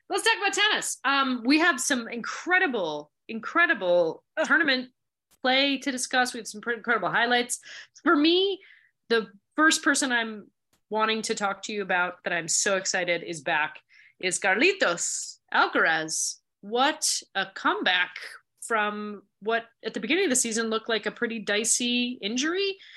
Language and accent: English; Montreal, Quebec, Canada; I grew up in Montreal